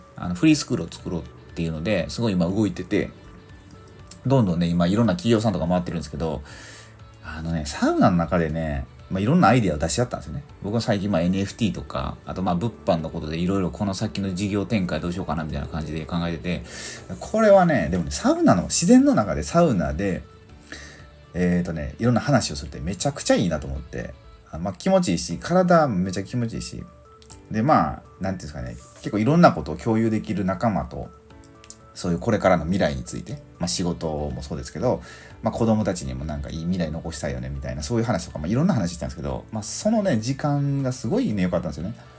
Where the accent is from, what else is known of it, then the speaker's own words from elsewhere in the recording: Mie, Japan; 僕地元三 重県なんですけど